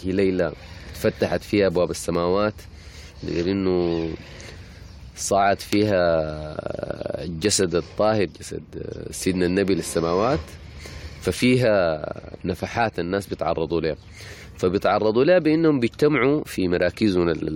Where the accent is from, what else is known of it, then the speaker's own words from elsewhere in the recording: Sudan; عندنا في السودان هنا